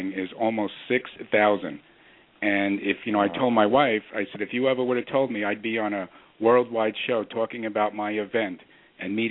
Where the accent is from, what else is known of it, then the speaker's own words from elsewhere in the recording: California, United States; I did California